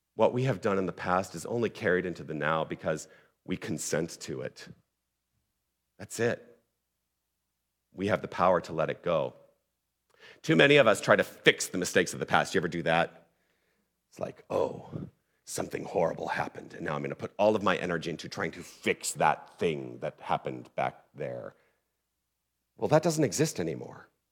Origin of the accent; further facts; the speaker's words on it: Tucson, Arizona, United States; moved away; also born or lived in Toronto, Ontario; I'm originally from Tucson